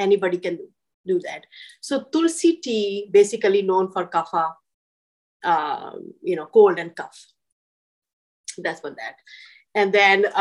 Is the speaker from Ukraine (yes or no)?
no; India; moved away as an adult; now in Columbia, Missouri, United States; I grew up in India.